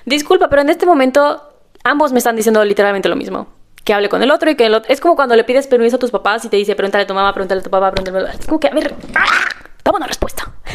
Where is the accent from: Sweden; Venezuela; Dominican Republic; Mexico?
Mexico; now in Austria; soy el regalo de Austria para México